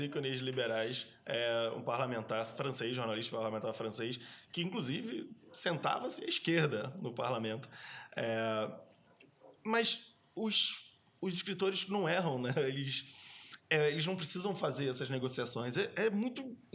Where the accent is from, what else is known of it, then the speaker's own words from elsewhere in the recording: Brazil; moved away as an adult; also born or lived in London / Germany; a primeira vez que eu saí do Brasil em 2005 eu fui morar eu morei em Londres